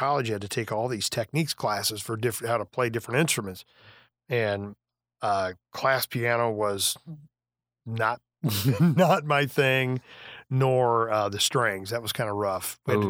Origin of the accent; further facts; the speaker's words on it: Beardstown, Illinois, United States; Beardstown, Illinois, yeah.